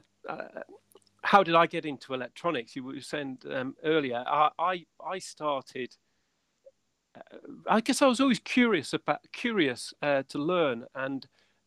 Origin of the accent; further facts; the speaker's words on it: Windermere, North West England, United Kingdom; moved away as an adult; also born or lived in Salford; I'm actually from Windermere in the Lake District. That's where I'm from.